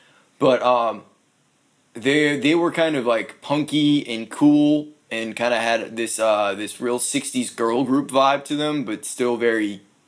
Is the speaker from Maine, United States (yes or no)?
yes; Brunswick, Maine, United States; also born or lived in Miami / Louisville, Colorado; now in Nashville, United States; Brunswick, Maine.